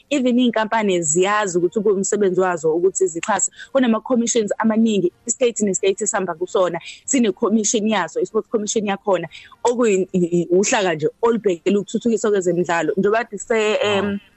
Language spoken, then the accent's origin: Zulu; South Africa